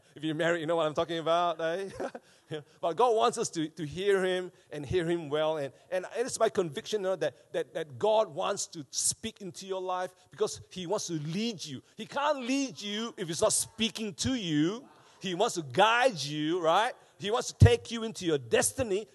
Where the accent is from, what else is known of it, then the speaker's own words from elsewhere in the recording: Malaysia; now in Wellington, New Zealand; back home when I was growing up in Malaysia